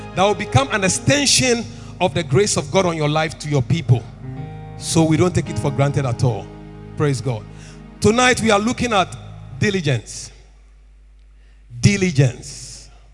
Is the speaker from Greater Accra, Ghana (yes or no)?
yes; Tema, Greater Accra, Ghana; I was born and bred in Tema.